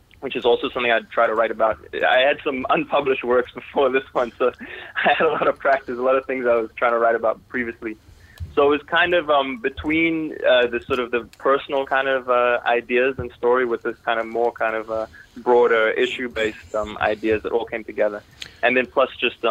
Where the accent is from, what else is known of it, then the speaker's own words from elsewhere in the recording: Toronto, Ontario, Canada; also born or lived in South Africa / United States; as a kid, my family, we moved to Toronto, Canada